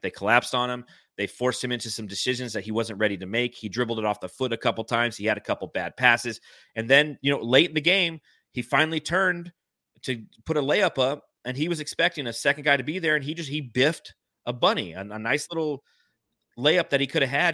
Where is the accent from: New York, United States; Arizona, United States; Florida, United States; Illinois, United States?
Arizona, United States; Phoenix; seeing as I'm from Phoenix